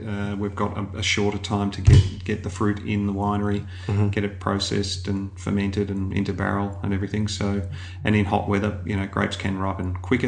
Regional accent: Melbourne, Victoria, Australia; I'm from Melbourne, so I grew up out in sort of outer east uh, Eltham

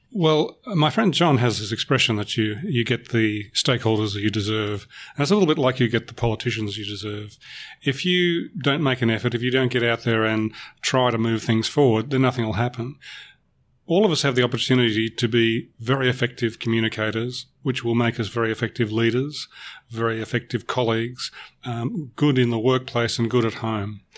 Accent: Melbourne, Victoria, Australia; I'm a Melbourne boy. I was born in Melbourne and I will always be a Melbourne boy. I've lived elsewhere

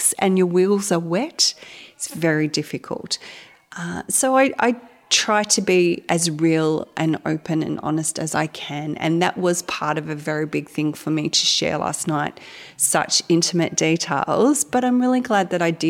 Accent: Gippsland, Victoria, Australia; I was raised in Gippsland, sort of moved away for a little while, came back

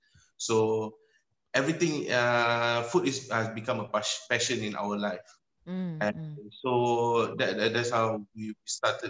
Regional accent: Selangor, Malaysia; also born or lived in Johor Bahru; So I was born in JB, and then my mother, she was a custom officer, so she had to change

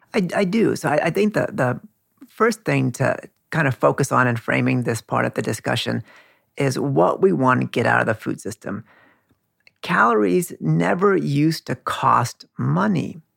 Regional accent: California, United States; now in Queens, New York, United States; Like my parents come from India. I grew up in California

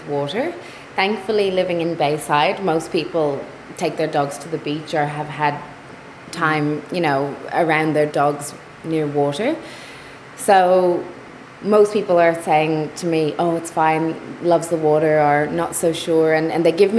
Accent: Ireland; now in Melbourne, Australia; Being Irish

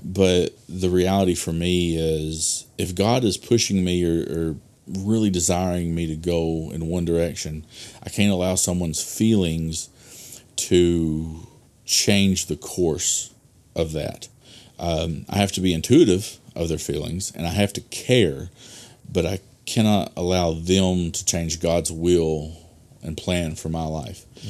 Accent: Delaplaine, Arkansas, United States; I pastored at Delaplane, which is my hometown

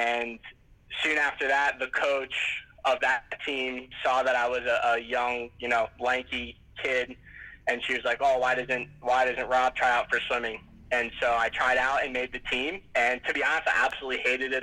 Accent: New Jersey, United States; I grew up in the States and in New Jersey, kind of by the ocean

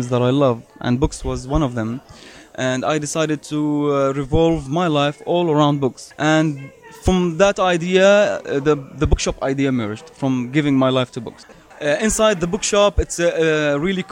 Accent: Madaba, Madaba Governorate, Jordan; my hometown, Madaba

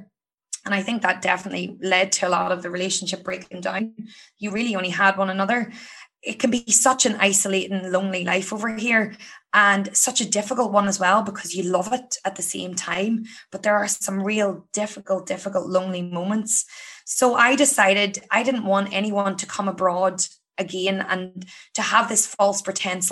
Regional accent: County Down, Northern Ireland, United Kingdom; moved away as an adult; now in Sydney, Australia; I'm from County Down in Ireland.

